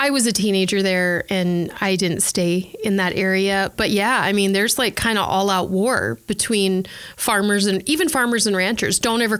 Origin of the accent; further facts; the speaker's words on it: South Dakota, United States; moved away; I'm from South Dakota, went to Bible college in North Dakota.